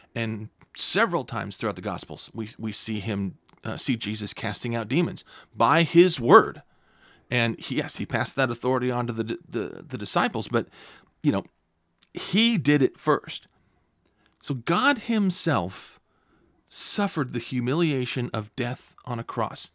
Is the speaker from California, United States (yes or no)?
yes; California, United States; now in Clear Lake, United States; I'm originally from California